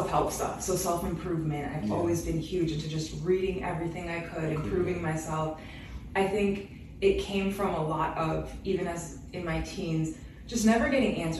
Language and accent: English; Western Massachusetts, United States; moved away as an adult; now in Boston, United States; we're from Western Mass